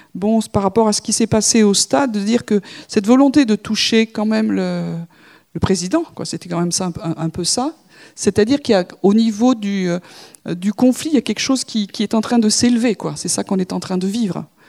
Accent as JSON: {"language": "French", "country": "France", "said": "nous sommes français"}